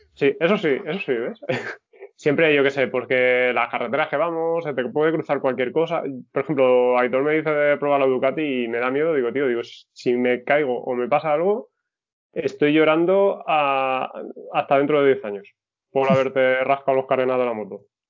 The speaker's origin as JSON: {"language": "Spanish", "region": "Valencian Community", "country": "Spain", "said": "yo soy valenciano, pero mis padres son de La Mancha"}